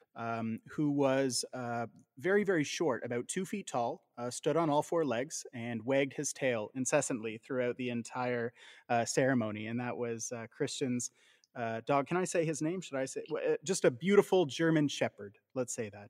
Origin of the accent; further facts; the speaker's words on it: Southern Ontario, Canada; growing up in Southern Ontario, uh, as we both did